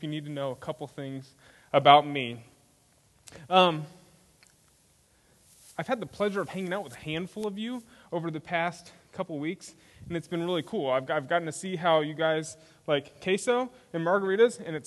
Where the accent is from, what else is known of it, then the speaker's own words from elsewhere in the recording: Spring, Texas, United States; moved away as an adult; also born or lived in Minnesota; now in Leander, United States; I grew up in Spring, Texas, which is in northwest Houston